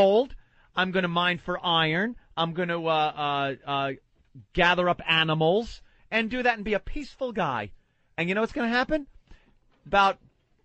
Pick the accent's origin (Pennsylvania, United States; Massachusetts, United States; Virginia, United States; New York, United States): New York, United States; Long Island; I remember growing up on Long Island